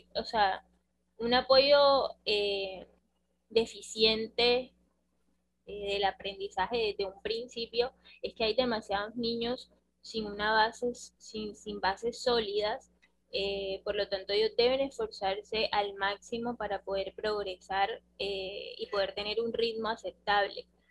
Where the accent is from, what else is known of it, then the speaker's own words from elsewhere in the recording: Colombia; nosotros como, como colombianos